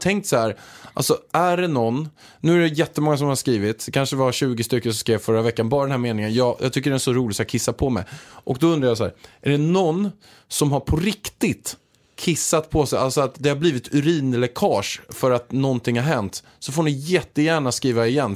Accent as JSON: {"language": "Swedish", "region": "Småland", "country": "Sweden", "moved": "yes", "said": "jag kommer egentligen från Småland"}